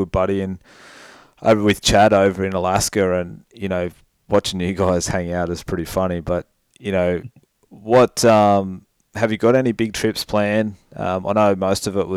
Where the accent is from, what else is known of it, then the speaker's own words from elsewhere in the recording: Australia; we, as Aussies